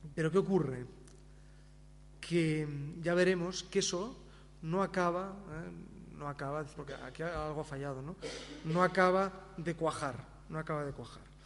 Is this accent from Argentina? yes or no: no; Spain